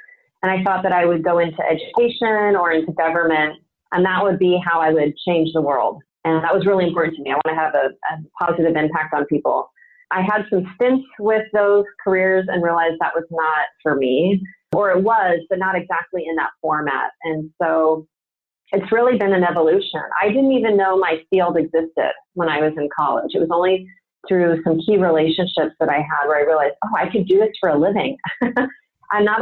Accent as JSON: {"language": "English", "area": "Orange County", "region": "California", "country": "United States", "tie": "born or raised there", "lives_now": "San Diego, United States", "said": "my hometown in Orange County"}